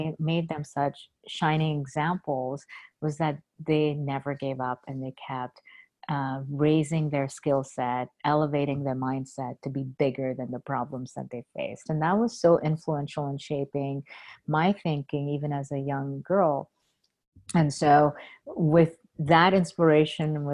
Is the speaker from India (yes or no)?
yes; India; also born or lived in Boston; now in United States; I grew up in India